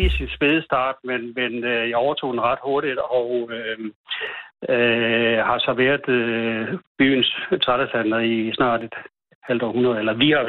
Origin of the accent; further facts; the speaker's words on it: Odense, Southern Denmark, Denmark; now in Langeskov, Denmark; jeg er sådan set fra Odense, men, men øh, gennem et halvt århundrede her.